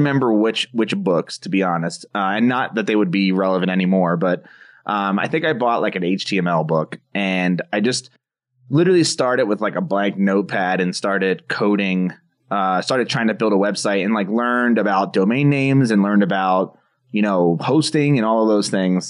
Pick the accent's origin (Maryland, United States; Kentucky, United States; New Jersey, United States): New Jersey, United States; moved away as an adult; now in Colorado, United States; my hometown of New Jersey, which is where I've lived for most of my life until I moved out to Colorado just last year